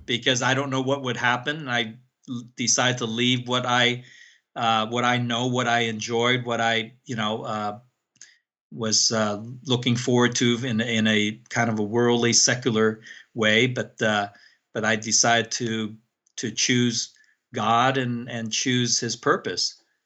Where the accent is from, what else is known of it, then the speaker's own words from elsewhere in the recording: San Francisco, California, United States; also born or lived in Hong Kong; I grew up in San Francisco